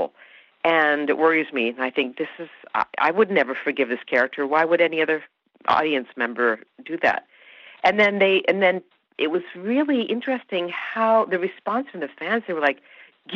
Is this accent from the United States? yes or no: no; Canada; born or raised there; first language Hungarian